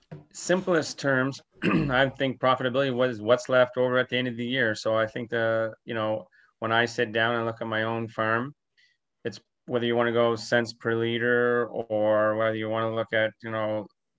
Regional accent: Sussex, New Brunswick, Canada; So I grew up in Sussex, New Brunswick, and on a dairy farm there where my parents, they milked about 100 cows growing up.

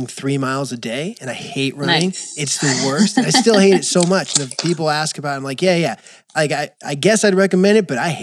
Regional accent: West Coast, United States; as a West Coaster, at least growing up in the West Coast

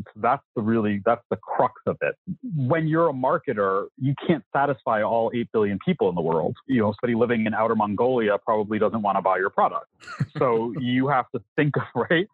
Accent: New York City, New York, United States; I grew up in New York City

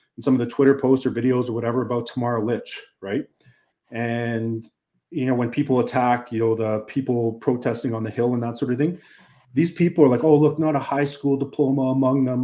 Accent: Canada; us as Canadian citizens

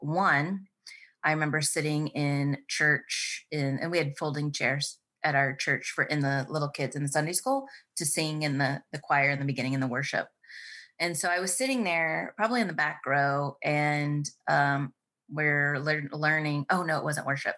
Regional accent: Baxter, Iowa, United States; I grew up on a farm in the middle of Iowa.

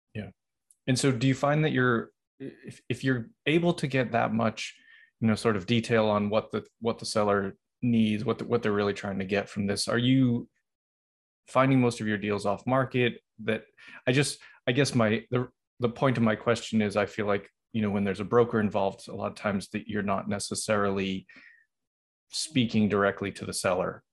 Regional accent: Boston, Massachusetts, United States; that's where that's my hometown

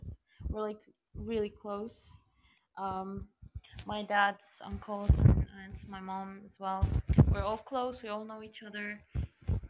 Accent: Egypt; I am from Egypt, Africa.

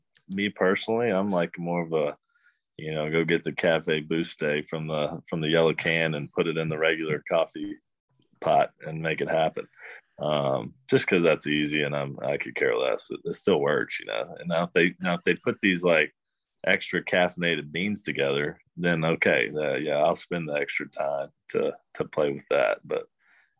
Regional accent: right outside of Athens, Georgia, United States; moved away as an adult; growing up in Georgia, they don't have that. Or, you know, right outside of Athens

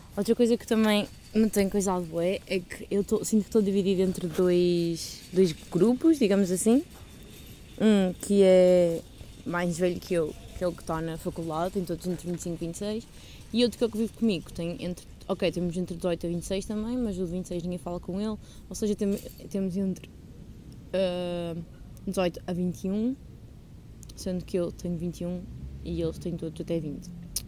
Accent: Portugal; moved away; also born or lived in Coimbra; sou de Portugal.

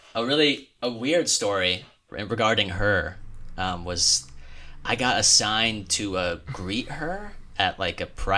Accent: Springfield, Illinois, United States; now in Los Angeles, United States; I'm originally from Springfield, Illinois.

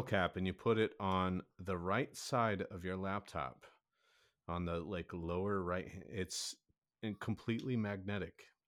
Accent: Kansas City, United States; I am from Kansas City

